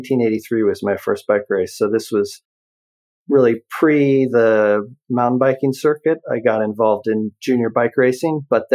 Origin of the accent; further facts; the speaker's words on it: Canada; born there; Yeah, so I actually was born in Canada in the 70s, early 70s.